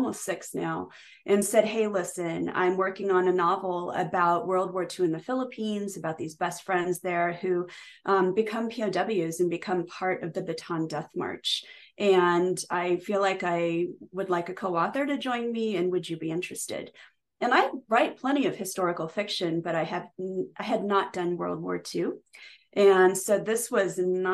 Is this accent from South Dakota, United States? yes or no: no; Nebraska, United States; I grew up in Nebraska from the age of 7